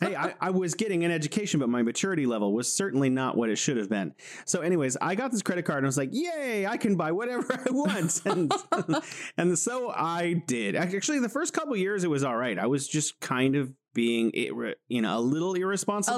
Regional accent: California, United States; moved away as an adult; now in Wuhan, China; I'm originally from California in the United States, but I'm living here in beautiful Wuhan, China

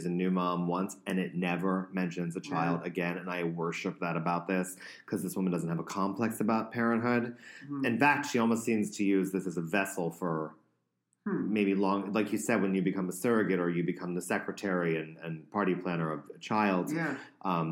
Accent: United States; I am an American

